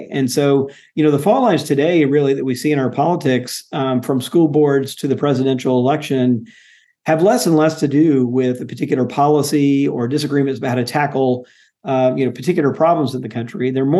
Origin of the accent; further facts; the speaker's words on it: Jackson, Mississippi, United States; I grew up in Jackson, Mississippi, going to Jackson Public Schools.